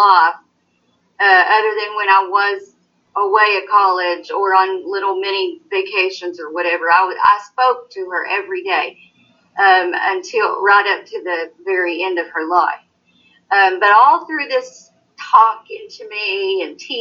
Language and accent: English; Knott County, Kentucky, United States; I was born and raised right here in Knott County.